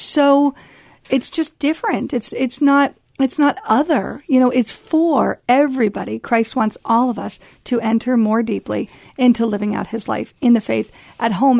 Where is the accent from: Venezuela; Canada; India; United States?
United States; moved away as an adult; as an American